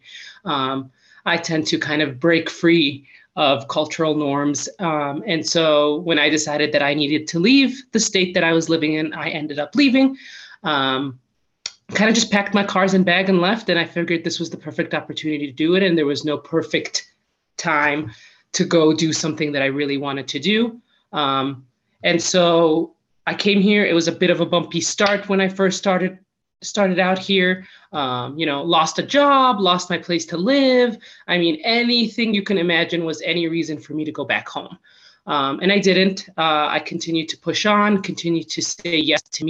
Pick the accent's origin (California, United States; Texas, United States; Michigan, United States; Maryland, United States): Michigan, United States; born or raised there; moved away as an adult; now in Colorado, United States